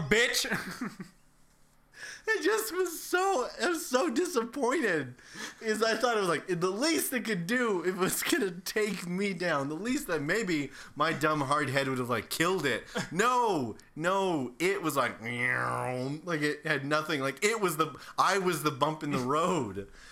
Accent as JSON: {"language": "English", "region": "Ohio", "country": "United States", "tie": "born or raised there", "said": "growing up in Ohio"}